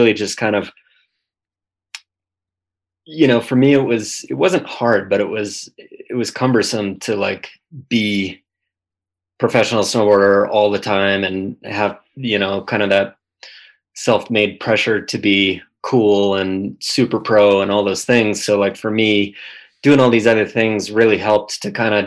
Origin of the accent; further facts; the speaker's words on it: St. Louis Park, Minnesota, United States; I grew up in the Twin Cities, Minnesota, St. Louis Park, which is a suburb touching Minneapolis.